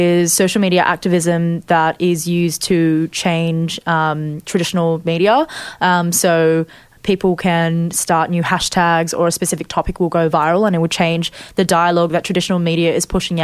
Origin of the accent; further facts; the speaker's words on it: Australia; I identify as Chinese Australian